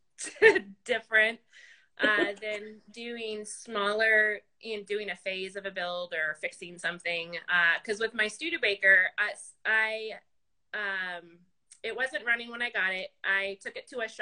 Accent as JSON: {"language": "English", "town": "Las Vegas", "region": "Nevada", "country": "United States", "tie": "born or raised there", "moved": "yes", "said": "I grew up in Las Vegas. That is where I graduated high school and went to some college."}